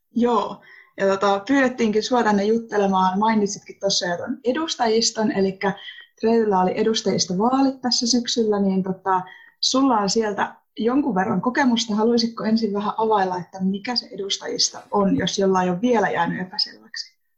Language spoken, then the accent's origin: Finnish; Finland; oon kotoisin Turajärveltä. Oon tästä Turajärveläisyydestä yleensä myös aika ylpeä